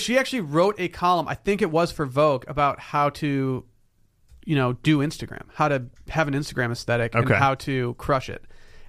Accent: Michigan, United States; See, growing up in Northern Michigan, small town Northern Michigan

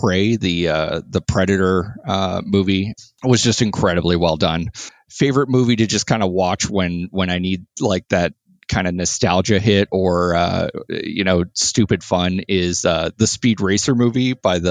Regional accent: Florida, United States; also born or lived in New York; now in Indianapolis, United States; I grew up in Florida, lived in New York.

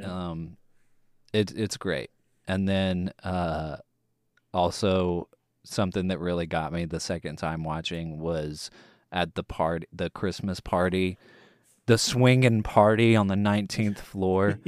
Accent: Longview, Texas, United States; now in Houston, United States; my hometown of Longview, Texas

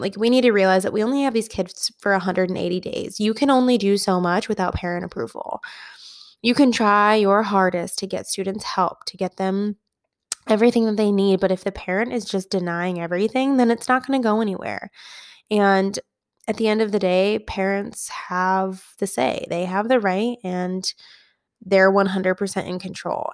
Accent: Midwest, United States; moved away as an adult; I grew up in the Midwest, and then I moved to the West.

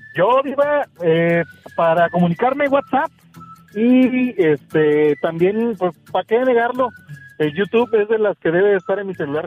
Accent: Oaxaca, Mexico; moved away as an adult; now in New Jersey, United States; de Oaxaca

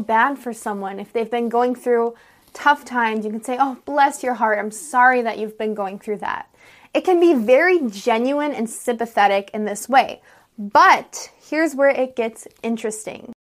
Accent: United States; I'm an American English teacher

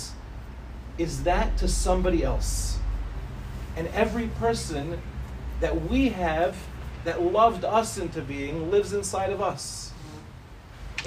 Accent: New York City, New York, United States; now in Ramat Beit Shemesh, Israel; I went to Yeshiva Darche Torah for elementary school. For those of you that know Far Rockaway, I was expelled from Hafter in fifth grade

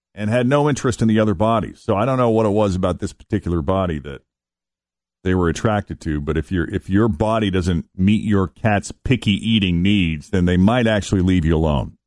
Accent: Boston, Massachusetts, United States; I grew up in Boston

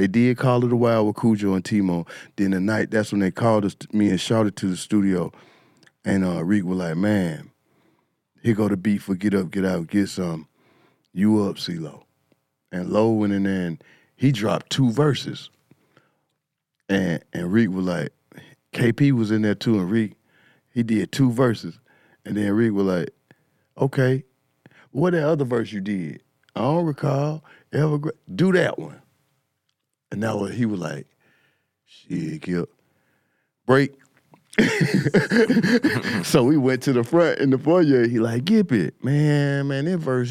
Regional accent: East Point, Georgia, United States; also born or lived in Atlanta, Georgia; I came from East Point. I got kicked out of East Point ninth grade.

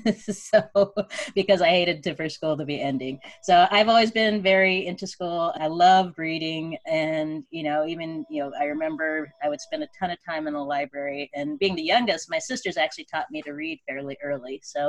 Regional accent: Spokane, Washington, United States; I am the youngest of seven children. I grew up in Spokane, Washington, and my father was in the military.

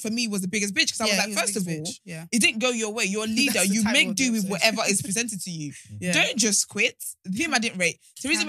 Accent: Nigeria; now in United Kingdom; as a Nigerian woman

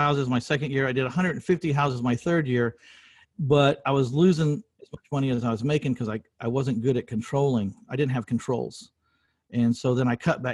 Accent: San Antonio, Texas, United States; in my hometown 22 years ago in San Antonio, Texas

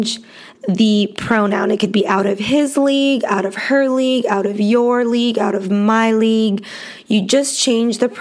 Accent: Los Angeles, California, United States; I was born in Los Angeles, California, and I was raised in a very multicultural city

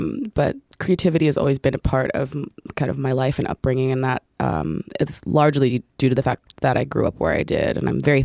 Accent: Orange, New Jersey, United States; I grew up in Orange, New Jersey, which is a suburb about 15 minutes outside of Newark

